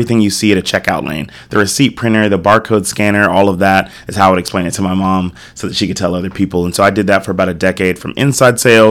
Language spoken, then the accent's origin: English; South Carolina, United States; moved away as an adult; also born or lived in New York City; now in Austin, United States; I was born in New York City, but raised in South Carolina.